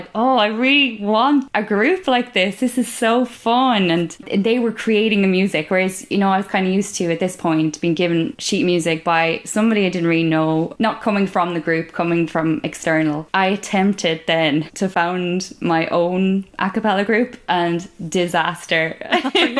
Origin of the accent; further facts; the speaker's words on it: Kerry, Munster, Ireland; I grew up in Kerry, which is in the southwest of Ireland.